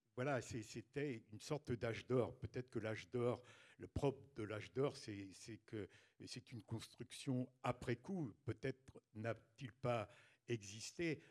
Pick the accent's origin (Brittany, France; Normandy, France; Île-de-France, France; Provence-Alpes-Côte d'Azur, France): Brittany, France; a small village in Ille-et-Vilaine, south of Rennes; also born or lived in Mayenne; au sud de Rennes, dans un petit village d'Ille-et-Vilaine. Et, donc euh, j'ai passé mon enfance euh, et mon adolescence euh, dans ce village